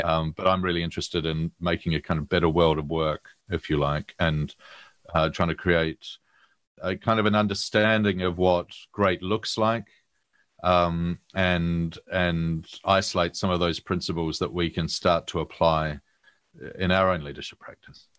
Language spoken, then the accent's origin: English; New Zealand; moved away as an adult; now in London, United Kingdom; I'm a Kiwi